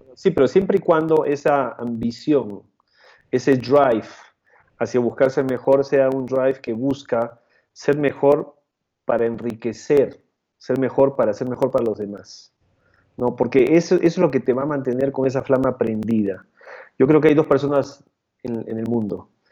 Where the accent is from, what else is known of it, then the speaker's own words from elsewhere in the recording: Peru; moved away as an adult; also born or lived in Canada / Chile; now in Mexico; yo nací y crecí en Perú